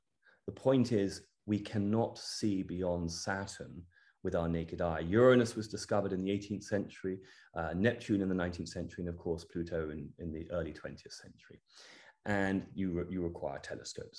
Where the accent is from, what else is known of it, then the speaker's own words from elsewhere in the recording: Cornwall, South West England, United Kingdom; also born or lived in London; I'm English. I grew up in the United Kingdom. I grew up in Cornwall and London. Home is Cornwall, and I love it.